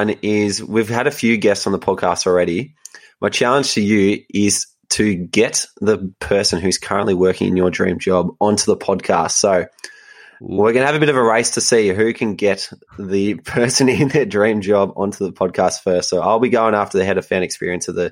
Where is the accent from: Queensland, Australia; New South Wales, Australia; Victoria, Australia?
Victoria, Australia; Melbourne; where I grew up in Melbourne, life is pretty comfortable